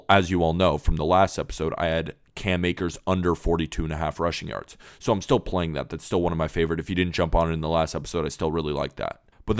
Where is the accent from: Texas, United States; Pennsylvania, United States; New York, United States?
New York, United States; born there; now in California, United States; I was born in New York, but have lived in California for most of my life.